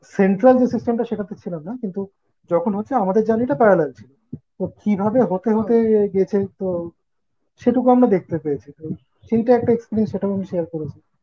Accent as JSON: {"language": "Bangla", "town": "Kolkata", "region": "West Bengal", "country": "India", "moved": "as an adult", "said": "আমার বাড়ি ছেড়ে এখন একটু দূরে রয়েছে পরিবার কলকাতা"}